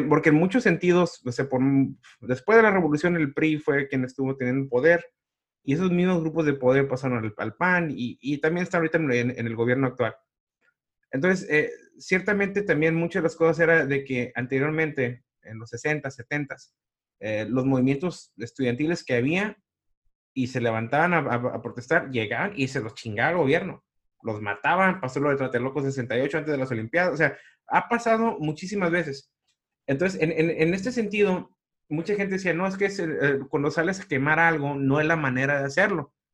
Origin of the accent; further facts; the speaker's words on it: Mexico; como mexicano